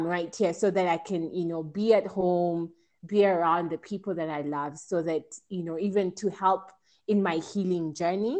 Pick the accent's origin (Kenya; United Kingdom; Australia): Kenya; moved away as an adult; also born or lived in Italy; I was making the decision to come back home